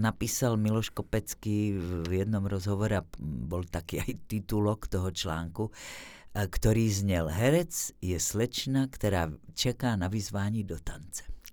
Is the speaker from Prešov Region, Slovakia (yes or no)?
no; Bratislava, Bratislava Region, Slovakia; first language Slovak; moved away as an adult; also born or lived in Martin, Slovakia; now in Czech Republic; bol to proste činžiak v Bratislave, e, kde sme sa presťahovali z Martina, kde rodičia boli v divadle e, angažovaní